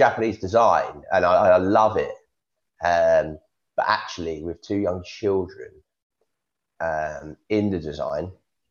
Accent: London, United Kingdom; now in Surrey, United Kingdom; I grew up in South London and now I live in Surrey.

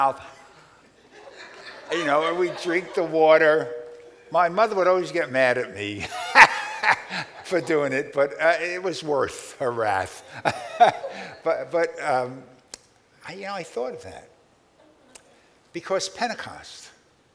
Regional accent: New York City, New York, United States; a boy growing up in Brooklyn

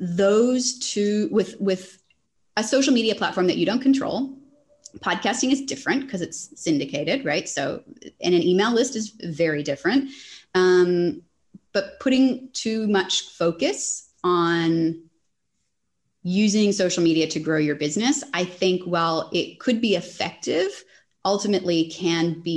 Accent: Canada; now in Australia; I'm Canadian, but I'm in Australia

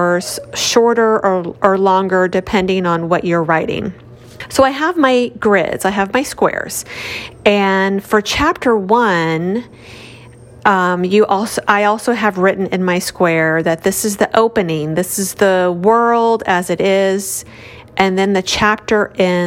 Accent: Houston, Texas, United States; I'm from Houston, Texas

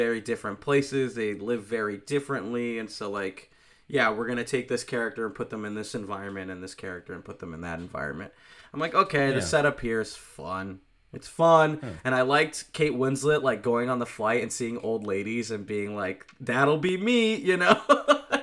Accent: United States; accent: American; With my American accent

